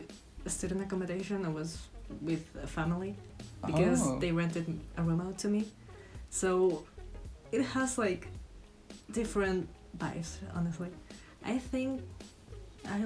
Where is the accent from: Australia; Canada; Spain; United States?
Spain; English is a second language; moved away as an adult; now in Scotland, United Kingdom; I'm 24-year-old son from Spain. I'm here on an exchange for this year.